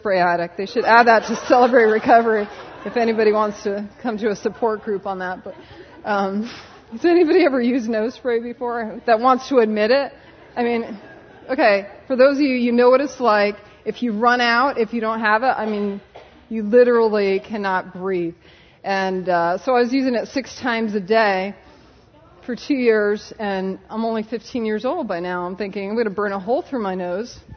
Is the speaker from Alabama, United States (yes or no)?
no; Connecticut, United States; moved away as an adult; now in California, United States; I'm from Connecticut. I did my undergrad at UConn